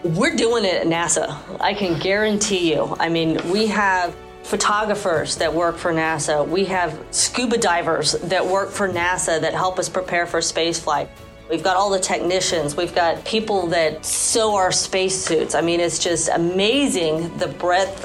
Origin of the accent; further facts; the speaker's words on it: Houston, Texas, United States; I was born and raised in Houston, and so I did grow up with the space program